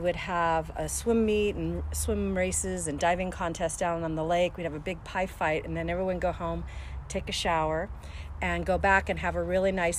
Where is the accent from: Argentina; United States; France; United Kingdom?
United States; Tacoma, Washington; also born or lived in Seattle; I grew up in the house that I live on Forest Glen Lane. I moved here when I was about 7 years old, and we moved down from Seattle